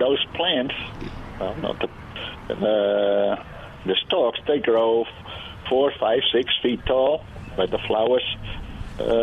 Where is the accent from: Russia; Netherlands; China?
Netherlands; Rotterdam, South Holland; moved away as an adult; also born or lived in Apeldoorn, Netherlands / Helotes, Texas; now in Michigan, United States; I was born and raised in Rotterdam.